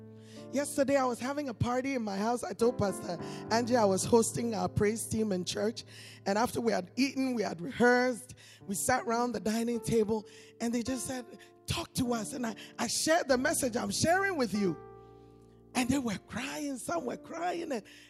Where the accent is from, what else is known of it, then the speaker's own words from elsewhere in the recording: Connecticut, United States; born there; Americans, and I'm an American because I was born in Connecticut, though I'm an African too.